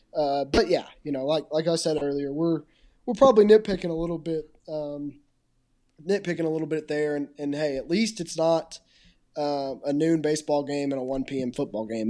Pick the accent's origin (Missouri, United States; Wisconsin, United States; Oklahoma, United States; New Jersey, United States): Oklahoma, United States; I'm from Oklahoma